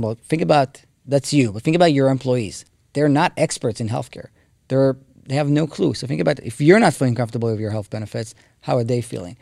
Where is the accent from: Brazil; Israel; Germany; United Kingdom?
Israel; moved away as an adult; now in United States; I grew up in Israel